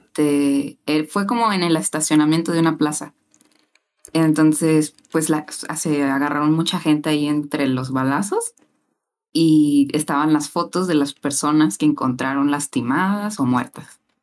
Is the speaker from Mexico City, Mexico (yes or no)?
no; Poza Rica, Veracruz, Mexico; yo soy de Poza Rica